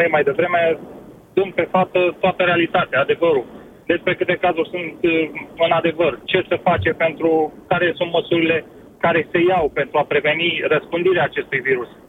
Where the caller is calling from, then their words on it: United Kingdom; Vă sunt din Marea Britanie.